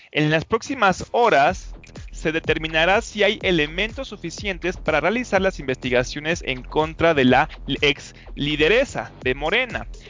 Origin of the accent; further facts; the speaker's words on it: Mexico; uno como mexicano